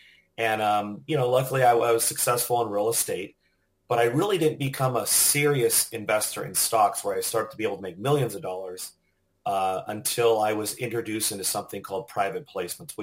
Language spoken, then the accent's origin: English; Southern California, United States; now in Austin, United States; I'm originally from Southern California